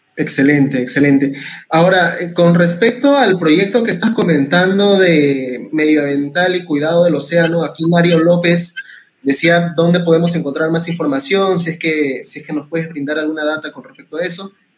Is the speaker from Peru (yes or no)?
yes; Peru; como peruanos resilientes que somos